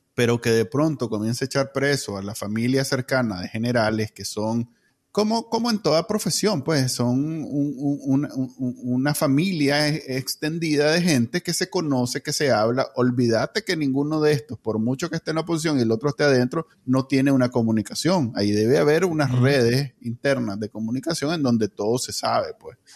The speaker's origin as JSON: {"language": "Spanish", "country": "Nicaragua", "moved": "yes", "said": "Yo no salí de Nicaragua por una razón política"}